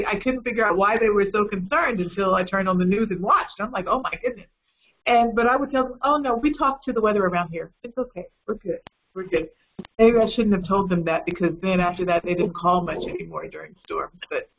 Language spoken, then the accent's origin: English; North Carolina, United States; So I am originally from North Carolina. I am a traveling speech therapist.